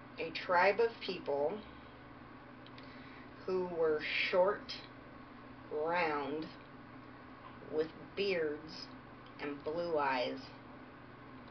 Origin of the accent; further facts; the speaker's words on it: Virginia, United States; moved away; I am from Virginia